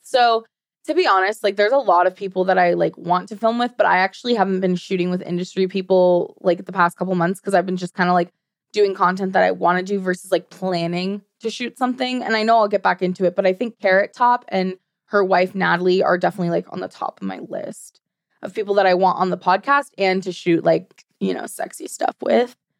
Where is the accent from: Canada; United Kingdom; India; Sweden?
Sweden; also born or lived in United States; now in Arizona, United States; I live in Arizona now, but I was partly raised in Sweden. So I'm, you, American and Swedish